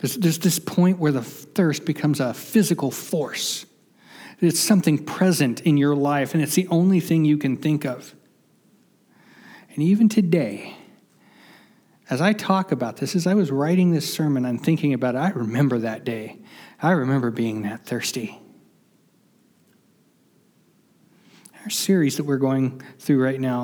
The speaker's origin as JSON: {"language": "English", "region": "West Virginia", "country": "United States", "tie": "born or raised there", "moved": "yes", "lives_now": "Arizona, United States", "said": "growing up in West Virginia"}